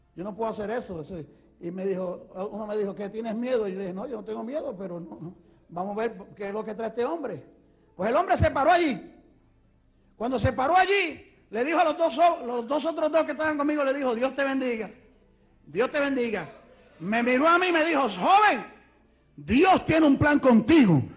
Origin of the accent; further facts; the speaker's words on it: Ponce, Puerto Rico; moved away; also born or lived in Mayagüez, Puerto Rico / New York City, United States / Rochester, New York, United States; yo soy puertorriqueño. Nací en Puerto Rico, en una ciudad que se llama Mayagüez. De allí pues me crié un poquito de mi vida en otra ciudad que se llama Ponce